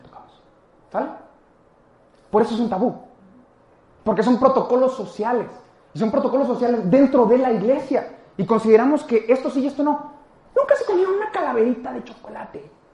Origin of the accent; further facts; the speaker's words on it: Mexico; nosotros lo tenemos más como mexicanos